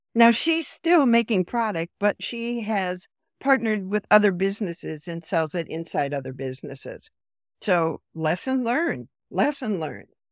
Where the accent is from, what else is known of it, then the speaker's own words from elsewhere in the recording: Iowa, United States; moved away as an adult; also born or lived in Chicago / North Carolina; born and raised in rural. I'm originally from Iowa, a small town in Iowa